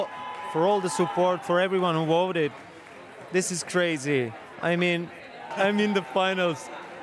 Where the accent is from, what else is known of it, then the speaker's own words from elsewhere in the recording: Azerbaijan; English is a second language; Well, in my hometown, my father organized a big screen, and everyone came to support from my country, city.